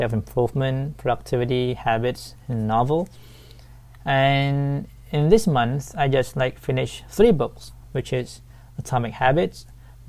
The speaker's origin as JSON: {"language": "English", "town": "Sai Buri", "region": "Pattani", "country": "Thailand", "tie": "born or raised there", "second_language": "English", "said": "I was born and raised in Saibri, Pattani, Thailand."}